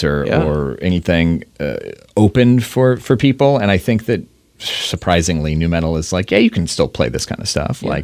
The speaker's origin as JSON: {"language": "English", "region": "Indiana", "country": "United States", "tie": "born or raised there", "moved": "yes", "lives_now": "Seattle, United States", "said": "I grew up in Indiana"}